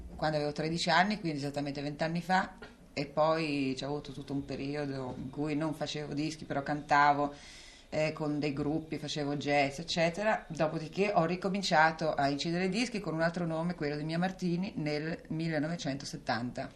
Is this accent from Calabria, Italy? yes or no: yes; Calabria, Italy; also born or lived in Rome; now in Milan, Italy; Calabria dove sono nata c'è mia zia che possiede due case, una a Reggio Calabria e una a Bagnara